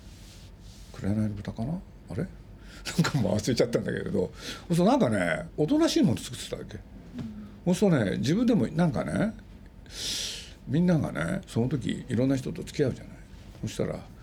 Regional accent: Nagoya, Aichi, Japan; 僕名古屋の生まれで

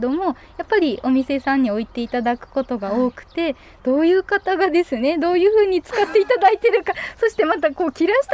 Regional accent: Aso, Kumamoto, Japan; それまでは思ってなかったです地元に戻ろうみたいな。そうですねもともと祖父祖母が農家だったんですけれどもその土地をですねやっぱり私の兄弟誰もしないっていうことが判明して

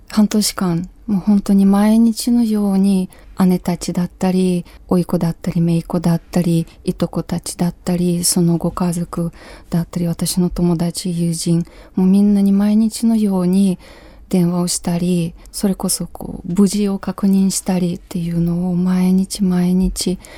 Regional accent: Ukraine; Japanese is a second language; moved away as an adult; now in Japan; 今週は私のふるさとウクライナについてお話ししたいと思います

